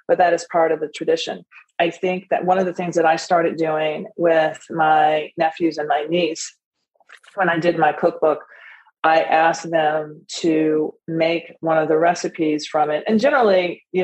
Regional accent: Nashville, Tennessee, United States; it's based and rooted in our tradition at home, growing up in Nashville

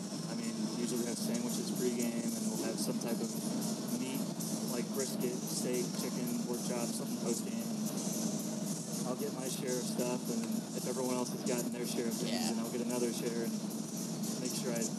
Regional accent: Fort Worth, Texas, United States; Fort Worth.

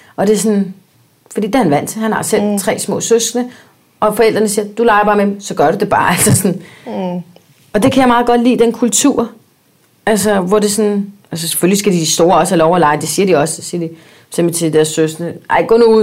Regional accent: Spain; now in United States; da jeg var barn i Spanien

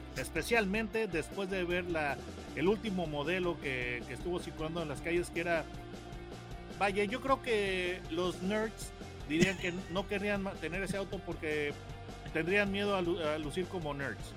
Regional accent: Mexico; yo como mexicano

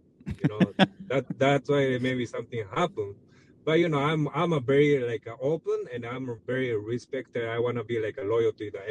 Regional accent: Japan; I'm from Japan, I'm not Mexican

